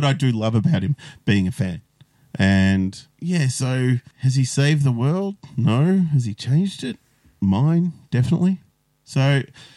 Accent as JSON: {"language": "English", "town": "Melbourne", "region": "Victoria", "country": "Australia", "tie": "born or raised there", "said": "I grew up in Watonia. I live in Bundoora now. So I've moved a total of like 7 kilometres in my life."}